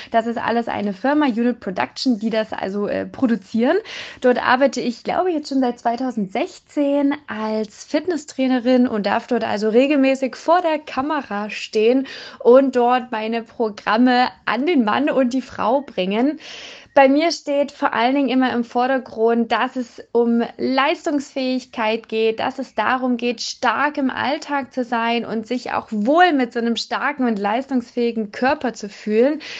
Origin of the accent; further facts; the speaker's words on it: Erfurt, Thuringia, Germany; moved away as an adult; also born or lived in Jena; now in near Zwickau, Germany; Ich bin im schönen Thüringen in Erfurt geboren worden, habe dann in Jena studiert und wohne jetzt mittlerweile in der Nähe von Zwickau